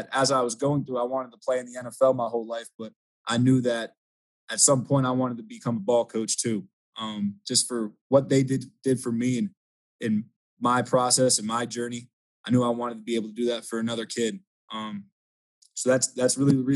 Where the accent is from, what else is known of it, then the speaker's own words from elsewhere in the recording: Langhorne, Pennsylvania, United States; now in Connecticut, United States; I grew up in Langhorne, Pennsylvania. It's about 20 miles north of Philadelphia there